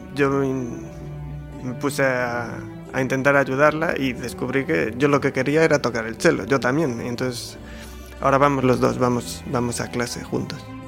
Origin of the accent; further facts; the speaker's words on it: Galicia, Spain; ya que somos gallegos